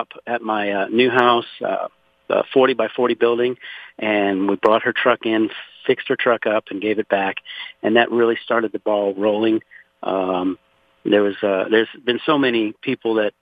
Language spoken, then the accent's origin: English; Pointe à la Hache, Louisiana, United States; now in Conroe, United States; I was born and raised in Louisiana, actually 60 miles south of New Orleans in a place called Point Lahash